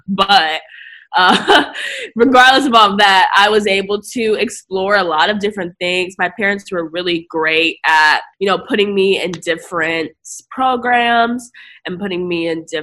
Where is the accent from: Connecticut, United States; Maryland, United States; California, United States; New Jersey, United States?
New Jersey, United States; also born or lived in Akron, Ohio; now in New York, United States; when I was about, eight, my family moved to Jersey